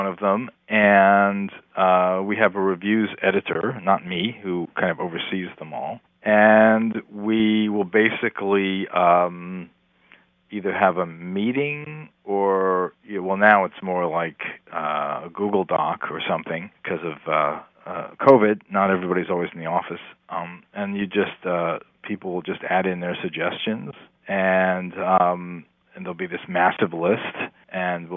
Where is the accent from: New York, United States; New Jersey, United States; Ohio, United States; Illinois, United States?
New Jersey, United States; Growing up in New Jersey, I had two older sisters who had record collections